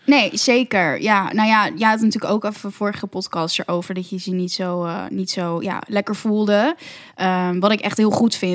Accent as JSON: {"language": "Dutch", "town": "Amsterdam", "region": "North Holland", "country": "Netherlands", "said": "ik ben 25 en ik kom uit Amsterdam"}